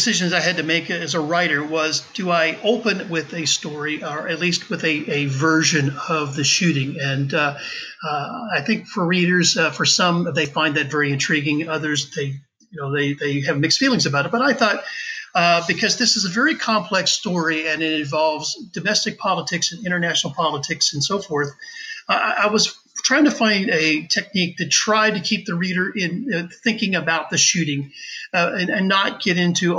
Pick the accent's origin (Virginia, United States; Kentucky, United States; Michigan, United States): Virginia, United States; Covington; Well, I was born and raised in Covington, Virginia, which is in the western mountains of Virginia.